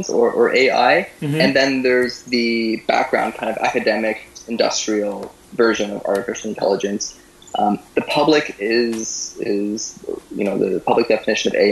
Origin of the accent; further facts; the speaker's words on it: Guelph, Ontario, Canada; also born or lived in Moscow; I'm from the area. I grew up in Guelph and went to do my high school there